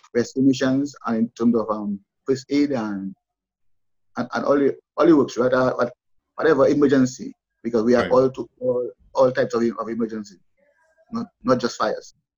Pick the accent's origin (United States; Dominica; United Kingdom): Dominica; Roseau, Saint George; we in Roseau, I was born in Roseau